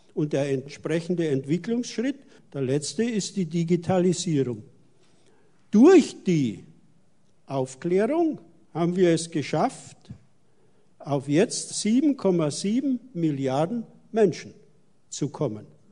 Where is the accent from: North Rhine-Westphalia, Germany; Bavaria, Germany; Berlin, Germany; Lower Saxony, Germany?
Bavaria, Germany; the Alps; moved away; weil ich ja aus den Alpen stamme und wir in meiner Heimat, einer Alm, den Kältepol Deutschlands haben, den sogenannten Fundensee